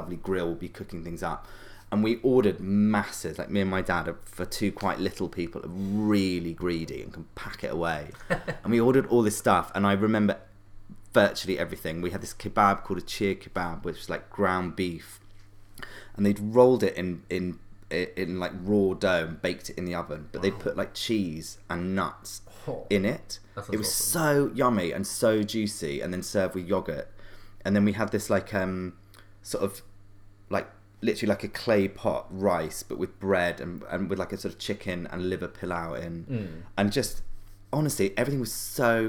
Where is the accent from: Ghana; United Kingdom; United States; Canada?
United Kingdom; London; growing up in London